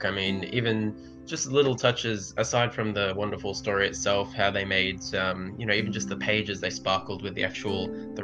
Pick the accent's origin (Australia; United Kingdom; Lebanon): Australia; as an Australian